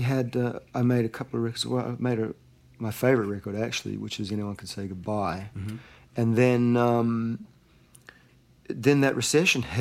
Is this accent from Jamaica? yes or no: no; Auckland, New Zealand; moved away as an adult; now in Santa Monica, United States; my hometown there and wandering up and down Ponsonby Road